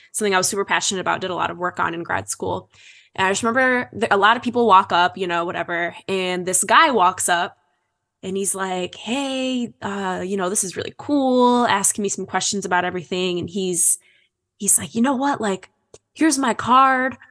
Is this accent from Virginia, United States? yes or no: no; Holt, Michigan, United States; moved away; I grew up in Michigan. I'm from Holt, Michigan